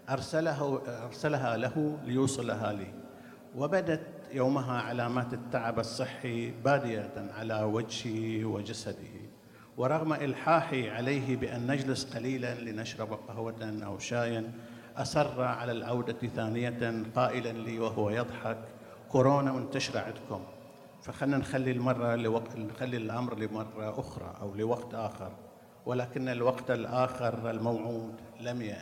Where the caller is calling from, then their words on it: Bahrain; أنا طبعا أحييكم من البحرين أنقل إليكم تحيات الكثيرين من أهل الثقافة والفكر فيها